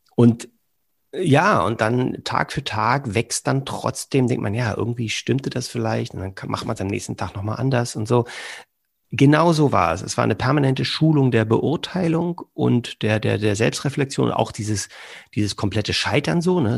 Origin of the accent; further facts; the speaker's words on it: Berlin, Germany; moved away as an adult; also born or lived in southern Germany; now in Cologne, Germany; Bin gebürtig aus Berlin